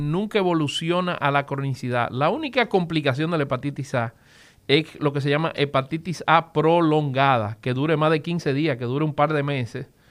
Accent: Dominican Republic; nosotros como dominicanos

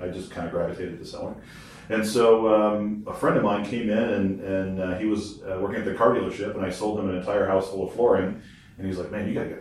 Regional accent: Michigan, United States; moved away as an adult; also born or lived in Detroit, Michigan; now in Scottsdale, United States; Growing up in Michigan

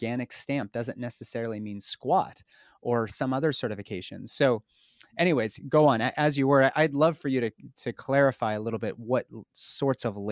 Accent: Pittsburgh, Pennsylvania, United States; There was like two grocery stores in Pittsburgh, my hometown

